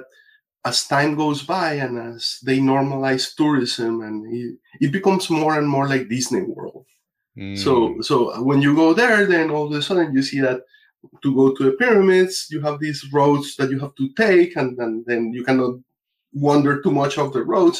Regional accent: Colombia; now in United States; I'm originally from Colombia, but I've been here in the States for 30 years.

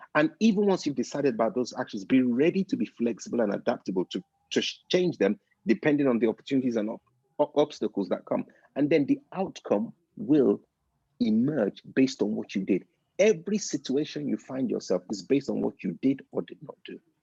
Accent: United Kingdom; I'm British

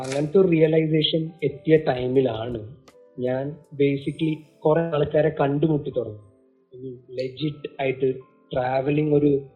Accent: Oman; middle east Oman പിന്നെ നമ്മൾ അവിടെ ജനിച്ചു വളർന്ന

